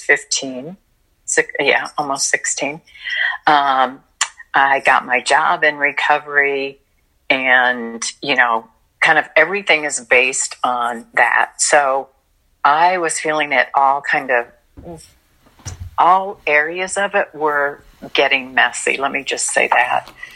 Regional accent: Illinois, United States; now in Florida, United States; I got offered a job in Illinois, which is my home state

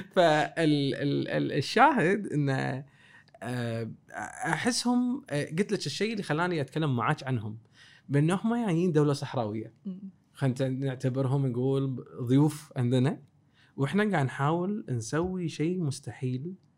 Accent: Kuwait; احنا ككويتيين

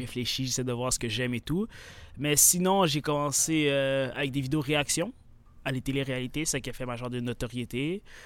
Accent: Sherbrooke, Quebec, Canada; accent: québécois; 22 ans, grandi à Sherbrooke

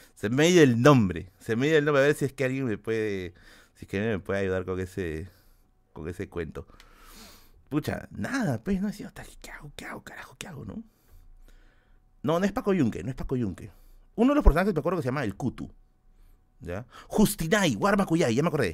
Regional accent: Tacna, Peru; now in Lima, Peru; yo soy de Tacna

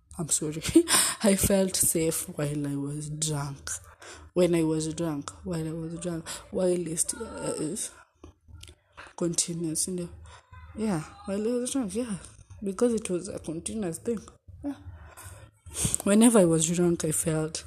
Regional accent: Eldoret, Uasin Gishu County, Kenya; also born or lived in Nairobi, Kenya; when I was in Eldoret, where I made these friends of mine who are druggers, it was 2007, class 3

